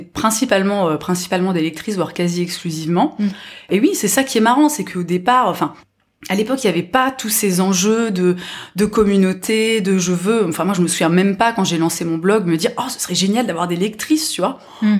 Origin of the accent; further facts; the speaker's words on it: near Nancy, Grand Est, France; j'ai grandi voilà près de Nancy mhm. mais dans une petite ville